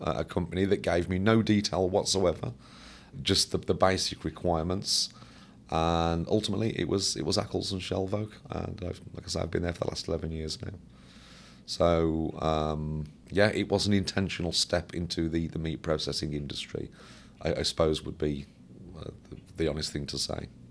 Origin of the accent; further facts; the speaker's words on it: Birmingham, West Midlands, United Kingdom; I worked for Caterpillar, um, um, close to my hometown